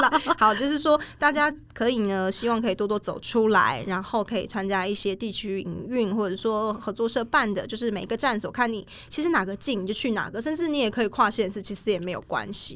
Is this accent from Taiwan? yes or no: yes; Changhua County, Taiwan; 我们老家在彰化，然后我们的一些东西，比如说做粿啊，然后做年糕，超贵什么，这都是自己家里面小时候就会做